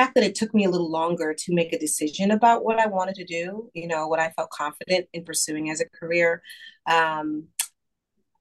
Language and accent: English; New York City, New York, United States; I am born and raised in Brooklyn, New York City